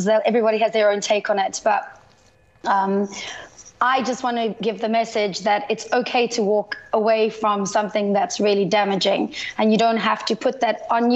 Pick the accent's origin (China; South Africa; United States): South Africa; also born or lived in United Kingdom; now in United Arab Emirates; I'm South African by birth, and then I lived in the UK for